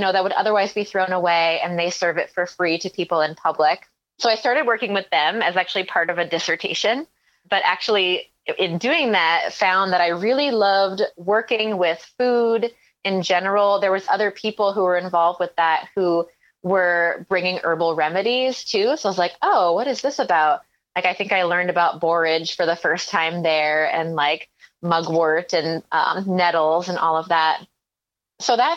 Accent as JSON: {"language": "English", "region": "Maine", "country": "United States", "tie": "born or raised there", "also_born_or_lived": "Mendocino County, California", "moved": "yes", "lives_now": "Vermont, United States", "said": "I grew up in Maine"}